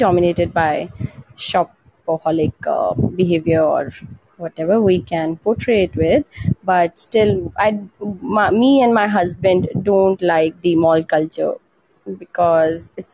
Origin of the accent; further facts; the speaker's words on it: Panchkula, Haryana, India; I am from Panchkula. That is a part of Tri-City, including Panchkula, Chandigarh and Mohali.